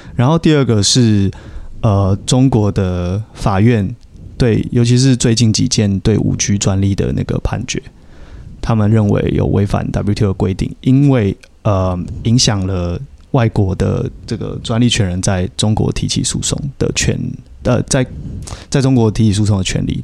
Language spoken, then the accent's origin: Chinese; Taiwan; 如果是身为台湾人的话